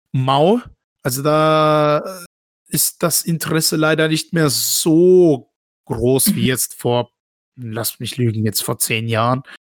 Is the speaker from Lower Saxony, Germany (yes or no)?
no; Baden-Württemberg, Germany; dass ich in Deutschland mein ganzes Leben ja. aufgewachsen bin